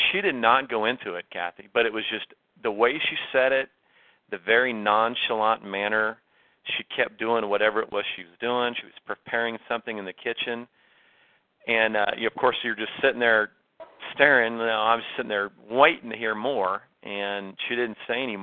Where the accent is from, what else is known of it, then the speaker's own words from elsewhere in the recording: Oklahoma, United States; I grew up in Oklahoma, and I was exposed from a very early age in where I lived and in school to Native Americans